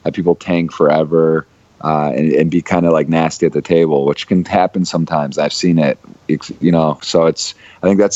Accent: Ann Arbor, Michigan, United States; I was born and raised in Ann Arbor, Michigan. I was there my whole life until college

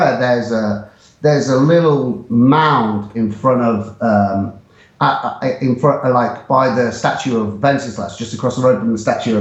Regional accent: England, United Kingdom; moved away as an adult; also born or lived in Prague, Czech Republic; now in Warsaw, Poland; as an English person

